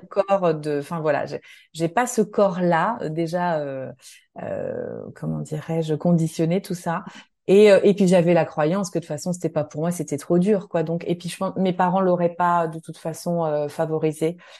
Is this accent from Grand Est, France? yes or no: yes; Nancy, Grand Est, France; moved away as an adult; j'ai grandi en Lorraine, à Nancy. J'y suis restée jusqu'à mes 20 ans